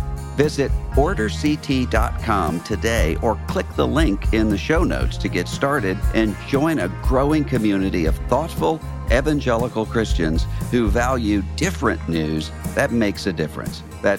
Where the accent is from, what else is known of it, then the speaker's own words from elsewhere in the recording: New Orleans, Louisiana, United States; and most importantly for me, my hometown team, the New Orleans Saints.